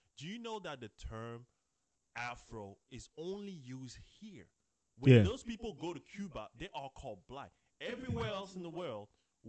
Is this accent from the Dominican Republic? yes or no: no; Côte d’Ivoire; first language French; English is a second language; also born or lived in Ghana; now in United States; if you ask me what's my nationality, I'm American. And I would say, I'm from Ivory Coast. But if you ask me my race, I would say, I'm Black.